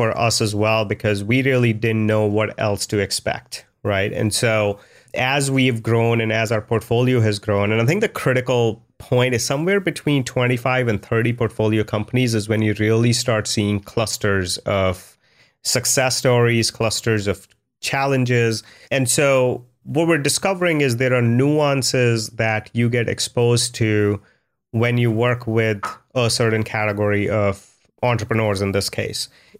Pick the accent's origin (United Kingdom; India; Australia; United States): India; the biggest cultural difference was growing up in India was you're always competing.